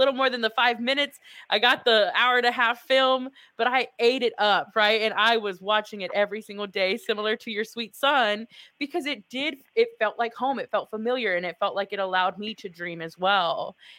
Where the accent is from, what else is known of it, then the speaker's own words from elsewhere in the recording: Texas, United States; We're Texan.